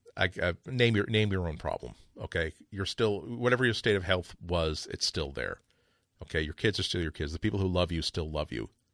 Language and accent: English; United States; I'm an American